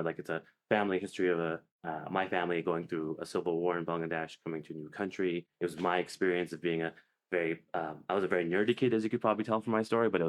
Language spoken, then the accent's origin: English; Canada; moved away as an adult; also born or lived in Oxford, United Kingdom; now in San Francisco, United States; Did medical school in my hometown in Canada.